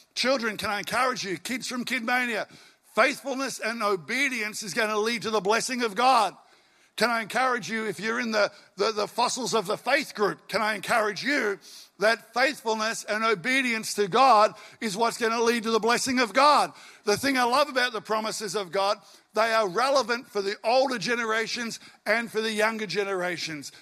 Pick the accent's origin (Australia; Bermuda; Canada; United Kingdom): Australia; Albury, New South Wales; also born or lived in western suburbs of Melbourne; now in Melbourne, Australia; I grew up in Albury, country boy